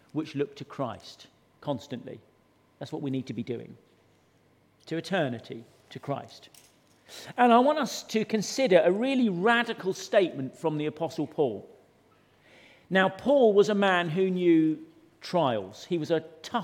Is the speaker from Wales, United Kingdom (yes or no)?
no; Suffolk, East of England, United Kingdom; when I was growing up in Suffolk